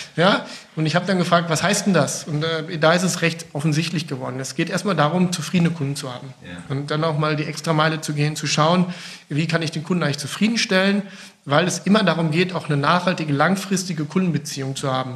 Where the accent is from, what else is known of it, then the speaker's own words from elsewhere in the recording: North Rhine-Westphalia, Germany; now in Bergisch Gladbach, Germany; ich bin gebürtiger Ostwestfale